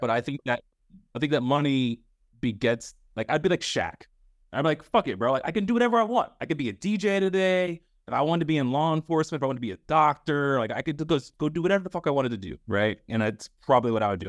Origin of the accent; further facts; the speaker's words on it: United States; growing up in America